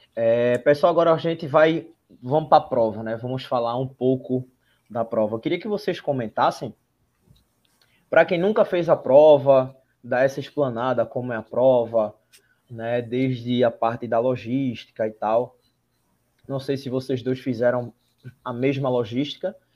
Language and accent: Portuguese; Recife, Pernambuco, Brazil; Nós somos de Recife, Pernambuco